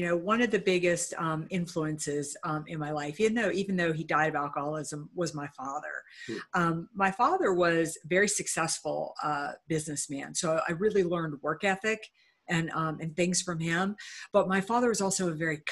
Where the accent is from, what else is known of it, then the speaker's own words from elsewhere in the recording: Uniontown, Pennsylvania, United States; I grew up in a little town called Uniontown, Pennsylvania